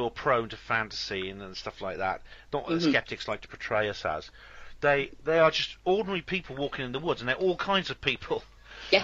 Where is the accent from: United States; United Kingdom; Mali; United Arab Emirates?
United Kingdom; West Wales; now in Oxford, United Kingdom; I come from West Wales and I know. I live in Oxford now